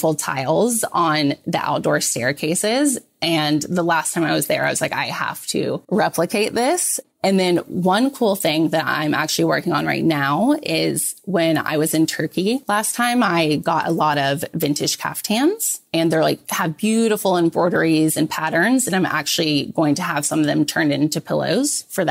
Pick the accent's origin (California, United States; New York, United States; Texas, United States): Texas, United States; Texas, which is my home state.